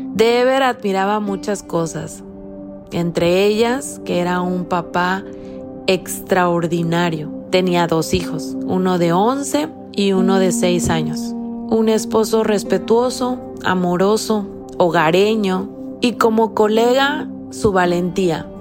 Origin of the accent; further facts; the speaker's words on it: Mexico; mi país